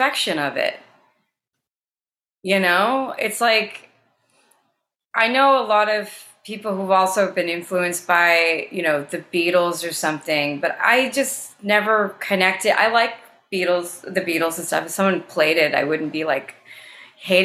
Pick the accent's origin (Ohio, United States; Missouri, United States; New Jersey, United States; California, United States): New Jersey, United States; moved away as an adult; now in Brooklyn, United States; when I was growing up in Jersey